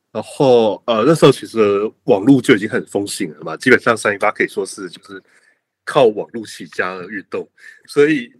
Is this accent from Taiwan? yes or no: yes; Taiwan; 我们台湾人